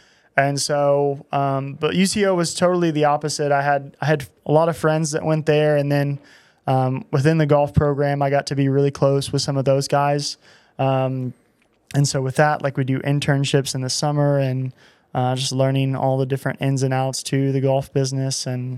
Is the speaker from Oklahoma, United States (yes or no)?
yes; Altus, Oklahoma, United States; I grew up in Altus, Oklahoma.